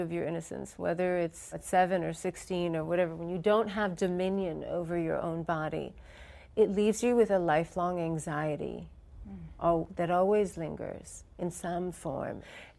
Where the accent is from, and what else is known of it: New York City, New York, United States; born or raised there; also born or lived in India